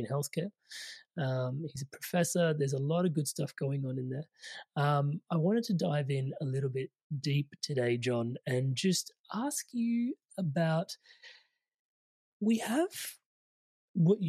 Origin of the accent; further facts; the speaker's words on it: India; I'm Indian